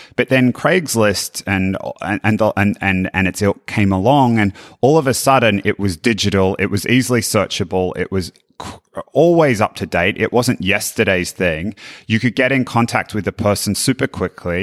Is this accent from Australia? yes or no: yes; Australia; as an Australian